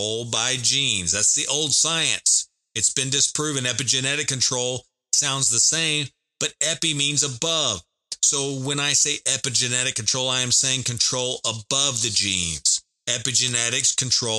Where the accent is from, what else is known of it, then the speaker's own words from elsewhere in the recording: the South, United States; I am from the South in America. I live in Texas